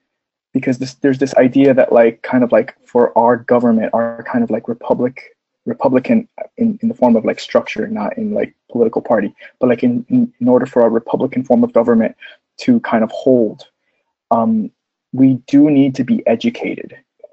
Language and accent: English; United States